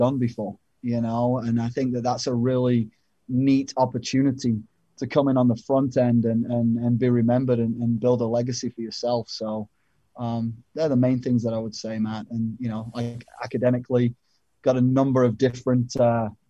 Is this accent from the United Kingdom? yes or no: yes; England, United Kingdom; moved away; growing up in England